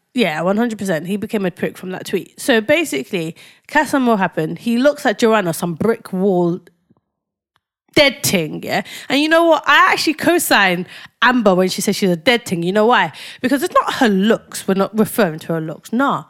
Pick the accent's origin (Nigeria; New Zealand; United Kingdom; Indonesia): Nigeria; As a Nigerian, I've been brought up to trust the Irish